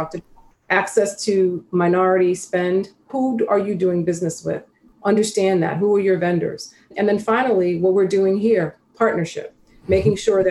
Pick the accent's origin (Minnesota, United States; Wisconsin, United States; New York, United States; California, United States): New York, United States; New York City; I grew up in South Jamaica, Queens, and I'm from a family of eight